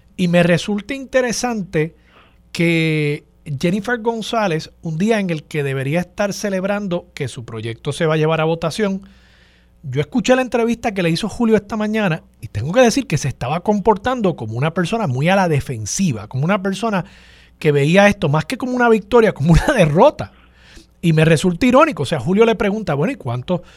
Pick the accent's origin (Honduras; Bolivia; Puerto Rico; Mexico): Puerto Rico; A los puertorriqueños